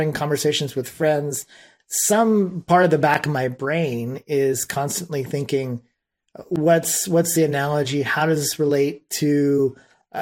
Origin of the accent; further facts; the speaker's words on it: Austin, Texas, United States; I hail from Austin, Texas